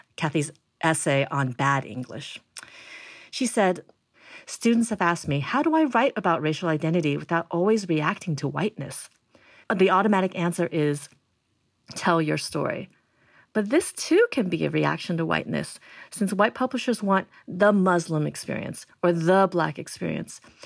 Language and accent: English; United States; I'm Chinese American, I'm first generation